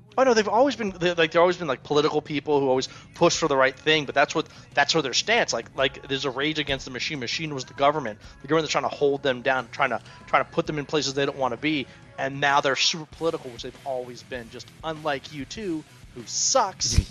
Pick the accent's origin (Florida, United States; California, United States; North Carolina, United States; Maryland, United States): Maryland, United States; Germantown; I grew up in Germantown